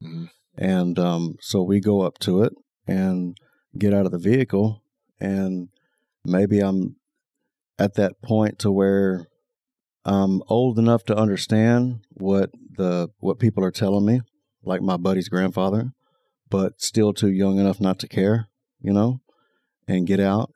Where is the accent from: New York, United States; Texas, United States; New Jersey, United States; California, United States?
Texas, United States; Taylor; growing up in Taylor, running with all kind of different people